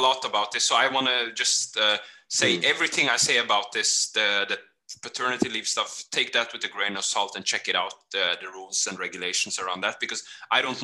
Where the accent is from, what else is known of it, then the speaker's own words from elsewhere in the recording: Norway; also born or lived in Kenya / Fredrikstad; we grew up in Norway